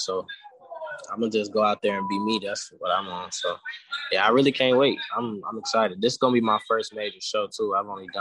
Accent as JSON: {"language": "English", "town": "Chicago", "region": "Illinois", "country": "United States", "tie": "born or raised there", "said": "I grew up in Chicago"}